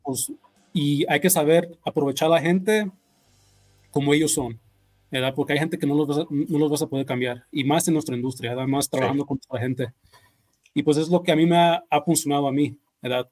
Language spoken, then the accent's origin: Spanish; California, United States; also born or lived in Mexico; now in Las Vegas, United States; yo me crié allá en California